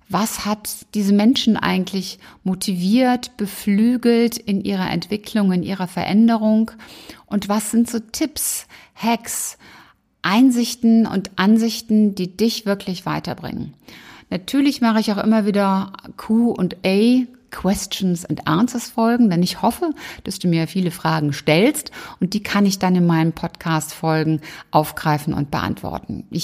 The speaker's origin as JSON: {"language": "German", "region": "Rhineland", "country": "Germany", "said": "ich bin Rheinländerin und Rheinländer sind ja sowieso ähm, alleine durch die Karnevalzeit dann doch sehr musikalisch unterwegs."}